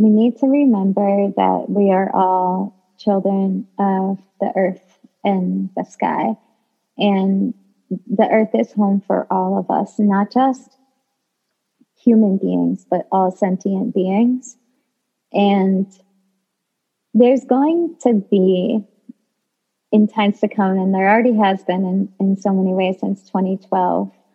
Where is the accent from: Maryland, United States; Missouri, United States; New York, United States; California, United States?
New York, United States; New York City; I'm like a New Yorker through and through